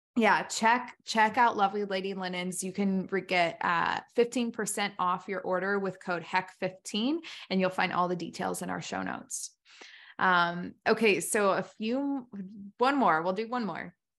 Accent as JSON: {"language": "English", "country": "United States", "said": "I'm just American through and through"}